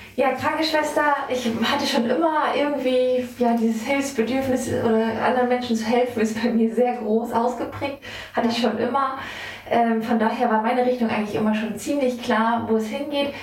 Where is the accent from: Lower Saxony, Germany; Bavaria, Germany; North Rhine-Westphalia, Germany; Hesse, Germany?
Lower Saxony, Germany; Wesermarsch; bin hier gebürtig aus der Wesermarsch und äh, liebe mein Zuhause hier